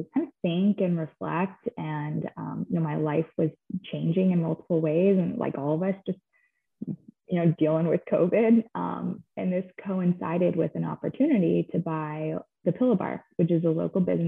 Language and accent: English; Dallas, Texas, United States; I am from Dallas, grew up in Dallas